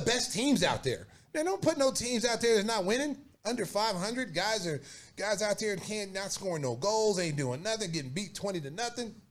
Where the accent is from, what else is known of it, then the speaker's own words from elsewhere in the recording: Oklahoma, United States; now in Chicago, United States; my hometown Oklahoma or my state Oklahoma